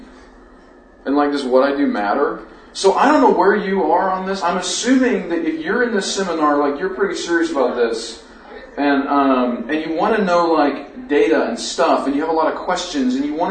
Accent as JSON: {"language": "English", "region": "New Mexico", "country": "United States", "also_born_or_lived": "Seattle", "moved": "yes", "lives_now": "Colorado, United States", "said": "So we are from New Mexico, both of us"}